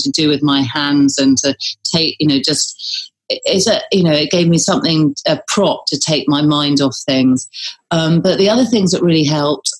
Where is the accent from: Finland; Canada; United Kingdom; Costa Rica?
United Kingdom; being British, we sort of think